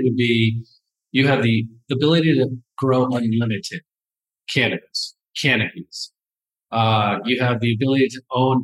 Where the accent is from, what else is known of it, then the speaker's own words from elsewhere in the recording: Kansas, United States; also born or lived in Hollywood, Florida; I was born in Hollywood, Florida, not Hollywood, California. Then my parents divorced, so I grew up actually in the Midwest in Kansas